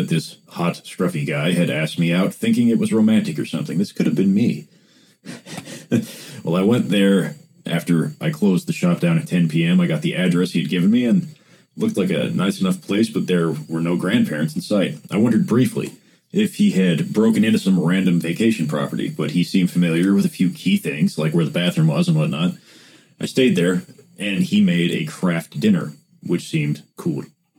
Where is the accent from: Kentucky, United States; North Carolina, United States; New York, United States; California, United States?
Kentucky, United States; Paducah; Downtown Paducah looks a lot different than downtown Los Angeles. It was wintertime, and my hometown is dead in the winter.